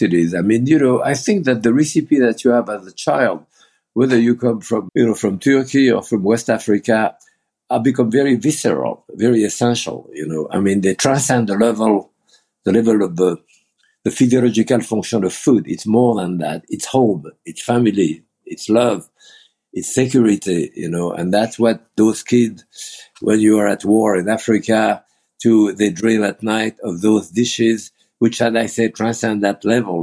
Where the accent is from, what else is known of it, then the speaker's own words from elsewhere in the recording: Bourg-en-Bresse, Auvergne-Rhône-Alpes, France; English is a second language; moved away as an adult; also born or lived in Lyon / Beaujolais; now in United States; I was born in Bourg-en-Bresse, you know, in France